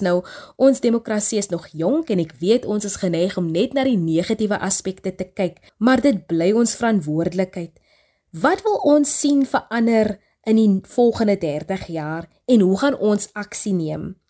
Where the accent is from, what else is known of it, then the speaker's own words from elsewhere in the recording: South Africa; as Suid-Afrikaanse burgers wat tans in die land woon